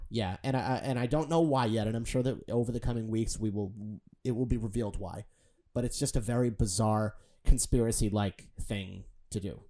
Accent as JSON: {"language": "English", "town": "Boston", "region": "Massachusetts", "country": "United States", "said": "I'm from Boston"}